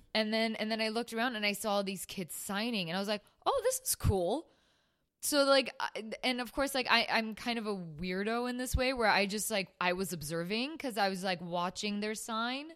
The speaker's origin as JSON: {"language": "English", "town": "Burbank", "region": "California", "country": "United States", "tie": "born or raised there", "said": "growing up in Burbank"}